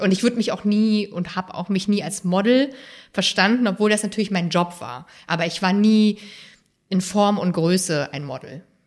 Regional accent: Rhein-Main area, suburb of Frankfurt am Main, Hesse, Germany; also born or lived in Halle an der Saale; in diesem speziellen Teil von Hessen, wo ich groß geworden bin, im Rhein-Main-Gebiet, in einem Vorort von Frankfurt am Main

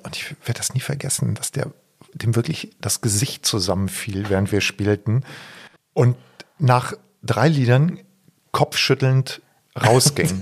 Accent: Odenthal, North Rhine-Westphalia, Germany; meinem Heimatdorf Voßwinkel, Vosswinkel

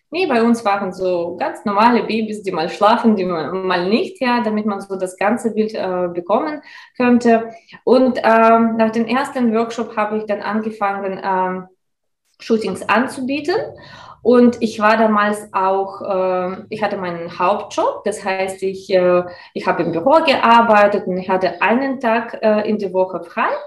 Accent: Russia; German is a second language; moved away as an adult; now in Mannheim, Germany; Ursprünglich komme ich aus Russland und bin schon seit elf Jahren in Deutschland. Damals war für mich ein ganz, ganz großer Abenteuer, einfach ins ein anderes Land zu kommen, ohne Sprachkenntnisse.

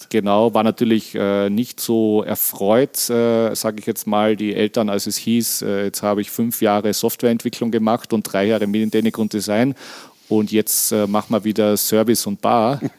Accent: Hamburg, Germany; ich als Hamburger natürlich gerne.

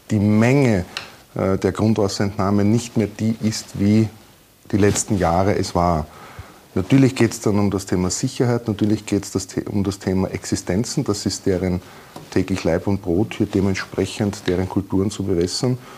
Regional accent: Burgenland, Austria; als Burgenländer, egal in welcher Region man geboren ist, aufgewachsen ist, kennt man den Neusiedlersee.

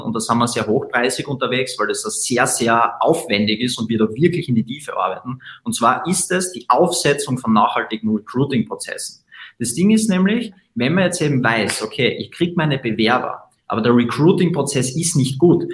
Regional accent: Graz, Styria, Austria; wir kommen aus Österreich, aus Graz

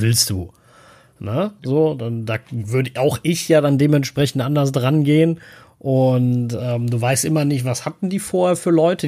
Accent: Cologne, North Rhine-Westphalia, Germany; als Kölner

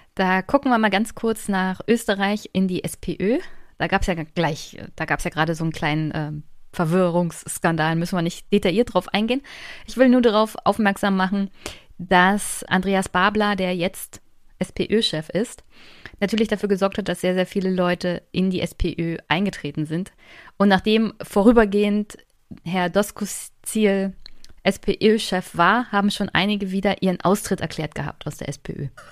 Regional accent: East Germany, Germany; Ich komme ja aus Ostdeutschland

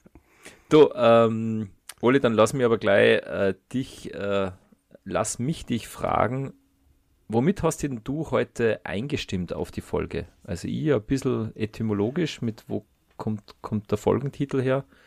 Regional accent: Austria; wir zwei, wir sind ja äh, Österreicher

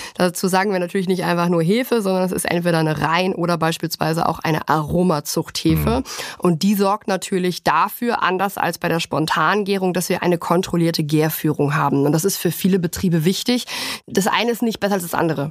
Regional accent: Germany; bei uns in Deutschland

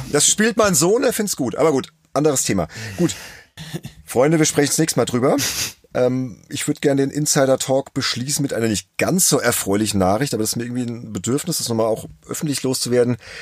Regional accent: Worms, Rhineland-Palatinate, Germany; ein gebürtiger Wormser, ja, genauso wie ich

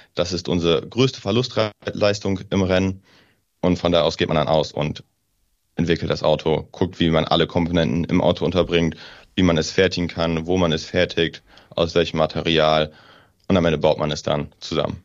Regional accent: Northern Germany, Germany; now in Aachen, Germany; Ich komme oben aus dem Norden.

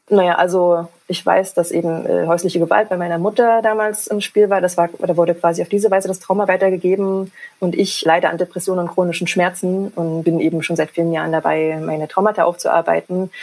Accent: GDR, East Germany, Germany; ich bin in der DDR groß geworden

